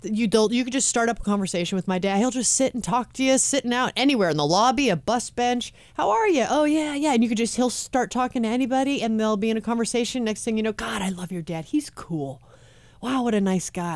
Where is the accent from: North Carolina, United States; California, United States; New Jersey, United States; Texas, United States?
California, United States; Los Angeles; I'm born and raised in Los Angeles and I live in Hollywood